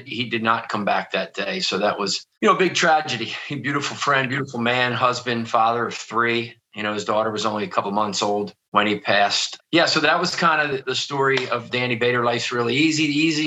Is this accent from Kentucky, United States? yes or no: no; outside of Philadelphia, Pennsylvania, United States; I grew up outside of Philadelphia. I'm sure you can probably hear that in my accent